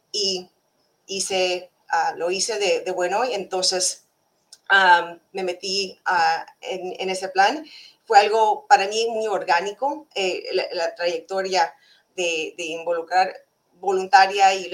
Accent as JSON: {"language": "Spanish", "region": "California", "country": "United States", "tie": "born or raised there", "also_born_or_lived": "Mexico / Yucatán / Hawaii / Florida", "said": "aquí nací en, en California pero en mis, papás, mis padres les encanta viajar, entonces ah, crecimos entre México y los Estados Unidos, viniendo, yendo y viniendo ah, entre Yucatán, ah, California, Hawái y Florida."}